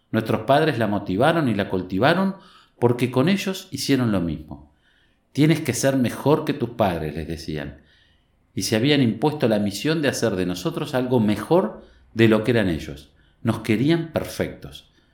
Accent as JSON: {"language": "Spanish", "town": "Tandil", "region": "Buenos Aires Province", "country": "Argentina", "tie": "born or raised there", "said": "Nací y vivo en Tandil"}